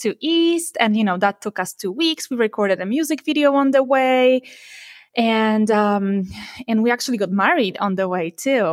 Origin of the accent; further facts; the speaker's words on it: Poland; moved away as an adult; also born or lived in Warsaw, Poland; now in Silicon Valley, United States; I moved from my hometown to Warsaw, you know, in Poland to the capital of Poland